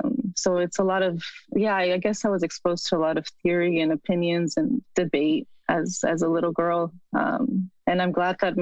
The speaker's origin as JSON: {"language": "English", "country": "Mexico", "lives_now": "United States", "said": "To say that I'm also American, it's very, I mean, both are very political terms, right?"}